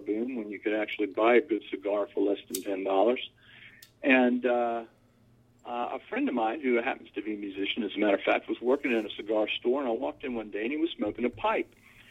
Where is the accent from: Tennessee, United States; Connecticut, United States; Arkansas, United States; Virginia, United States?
Virginia, United States; Norfolk; I grew up in Norfolk, Virginia. I'm a fourth-generation Norfolkian